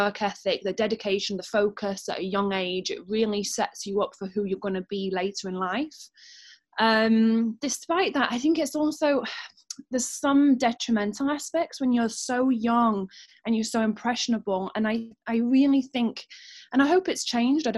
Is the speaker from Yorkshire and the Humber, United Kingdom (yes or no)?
yes; Doncaster, Yorkshire and the Humber, United Kingdom; I'm from Doncaster